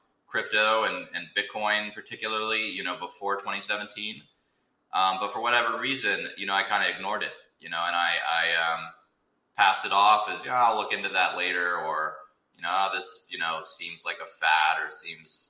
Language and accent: English; Birmingham, Alabama, United States; now in Atlanta, United States; I grew up in Birmingham, Alabama